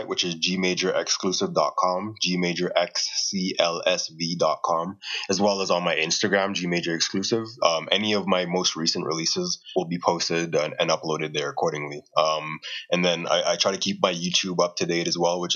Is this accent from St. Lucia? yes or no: yes; St. Lucia; moved away as an adult; also born or lived in Jamaica / Turks and Caicos; now in Calgary, Canada; I was born in Jamaica and I grew up in Turks and Caicos as well as in St. Lucia